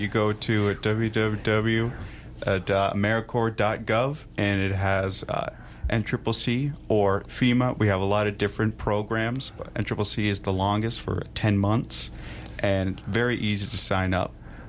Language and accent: English; Pierre, South Dakota, United States; I'm from Pierce, South Dakota, so this ain't new to me.